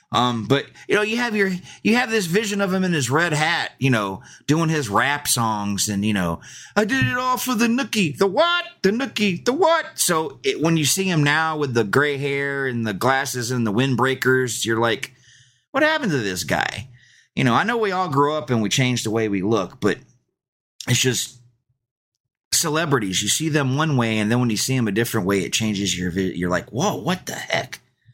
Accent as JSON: {"language": "English", "region": "Georgia", "country": "United States", "tie": "born or raised there", "said": "But I grew up in Georgia, so they were kind of, hey, don't put that on the radio."}